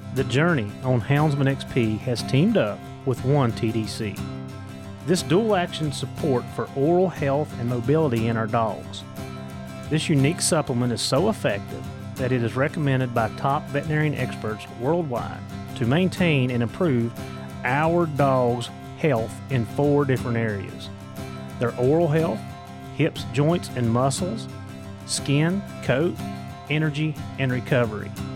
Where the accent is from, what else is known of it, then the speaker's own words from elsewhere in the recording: Appalachia, United States; accent: Appalachian American; my Appalachian American